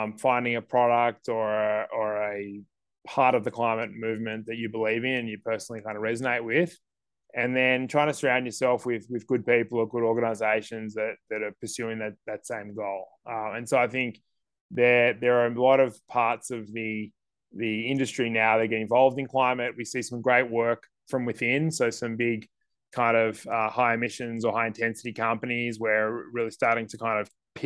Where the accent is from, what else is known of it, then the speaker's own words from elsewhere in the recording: Sydney, New South Wales, Australia; moved away as an adult; I grew up in Sydney